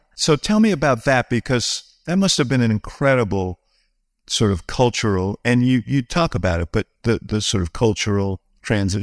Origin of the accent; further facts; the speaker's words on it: New York, United States; I grew up in New York